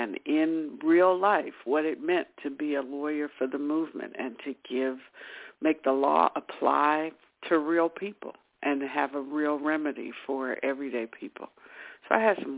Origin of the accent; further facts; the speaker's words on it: Cincinnati, Ohio, United States; moved away as an adult; now in Bay Area, United States; I'm from Cincinnati, Ohio, back in the Midwest, and was raised there.